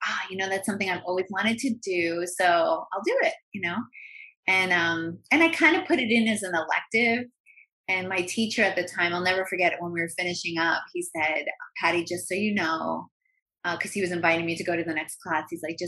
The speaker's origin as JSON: {"language": "English", "region": "New York", "country": "United States", "tie": "born or raised there", "lives_now": "Los Angeles, United States", "said": "Oh my God. I grew up talking like this. I grew up in an Italian American family, and I'm one of six kids, and you know, we were Irish Italian."}